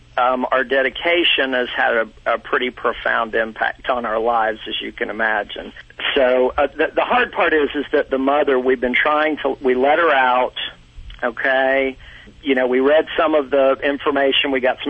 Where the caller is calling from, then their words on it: Atlanta, Georgia, United States; From Atlanta, Georgia.